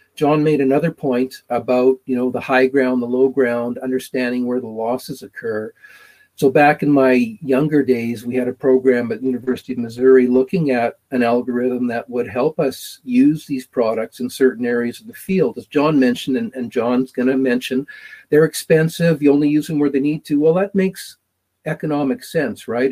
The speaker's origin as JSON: {"language": "English", "region": "Manitoba", "country": "Canada", "tie": "born or raised there", "moved": "yes", "lives_now": "Alberta, Canada", "said": "growing up in Manitoba and living in, in Alberta now"}